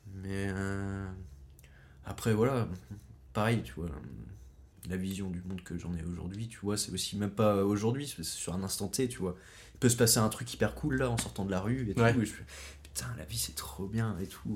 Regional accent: France; also born or lived in Pont-la-Huée (birthplace, as transcribed); j'ai grandi à Plumeur

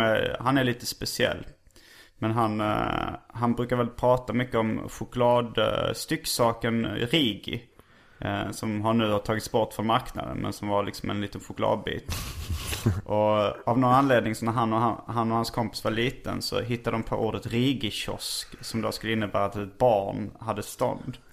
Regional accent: Hjärup, Skåne, Sweden; där jag växte upp

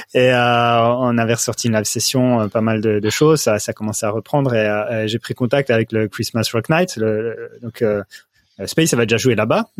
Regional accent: France; on est français

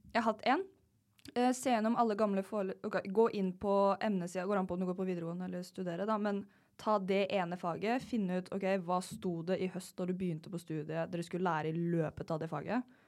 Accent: Telemark, Norway; Jeg er fra Telemark, jeg fra bygda.

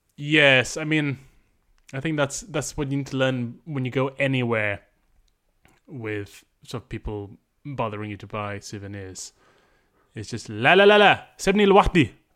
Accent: Malaysia; now in London, United Kingdom; I grew up in Malaysia

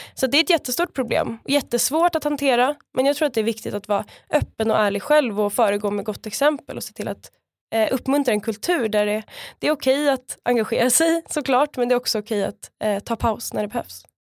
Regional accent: Stockholm area, Stockholm County, Sweden; moved away as an adult; now in Skåne, Sweden; jag kommer ju från början från eh, Stockholmsområdet

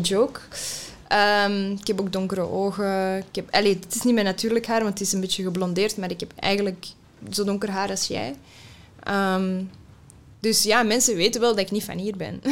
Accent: Mechelen, Flanders, Belgium; first language Dutch; Ik ben hier opgegroeid voor het grootste deel. Ik heb, mijn moedertaal is Nederlands.

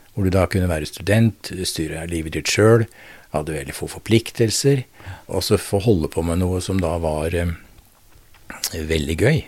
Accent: Drammen, Buskerud, Norway; moved away as an adult; also born or lived in Notodden; Jeg vokste opp i Drammen

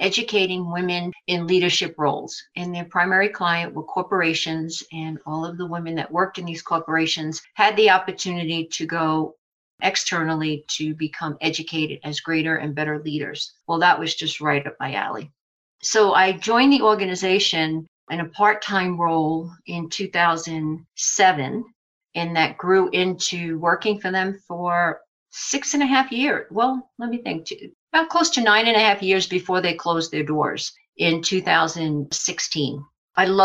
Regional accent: New York City, New York, United States; accent: New York; moved away as an adult; now in Parker, United States; I grew up in Brooklyn, New York

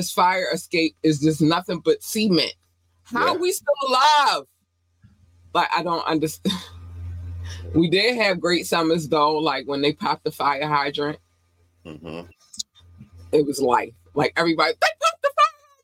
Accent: Baltimore, Maryland, United States; also born or lived in North Carolina; I was born in North Carolina. We moved here when I was 8 going on 9. And so Baltimore raised me

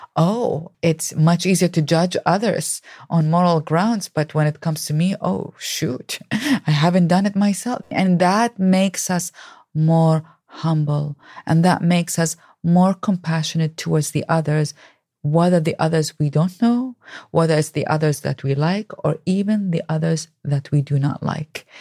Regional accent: Baghdad, Baghdad Governorate, Iraq; moved away; I grew up in Baghdad, Iraq

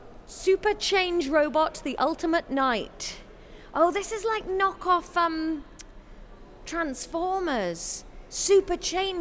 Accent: Taunton, South West England, United Kingdom; I grew up in Taunton, well, outside Taunton

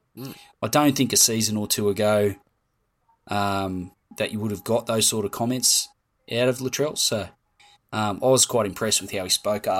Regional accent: Penrith, New South Wales, Australia; also born or lived in St Marys; I was born in Penrith Hospital, Nepean Hospital.

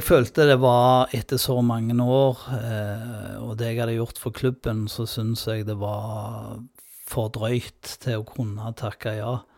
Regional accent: Sola, Rogaland, Norway; Og ikke minst fra Sola, da. Der jeg kommer fra

